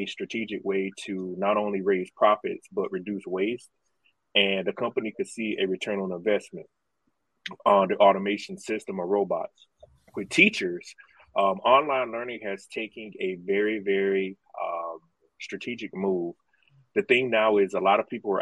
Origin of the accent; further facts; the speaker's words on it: South Carolina, United States; I am from South Carolina and still live here